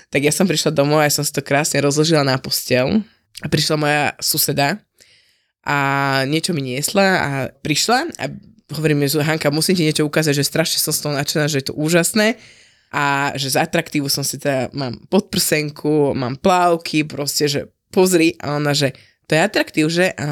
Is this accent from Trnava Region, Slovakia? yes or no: yes; Vlčkovce, Trnava Region, Slovakia; u nás vo Vočkovciach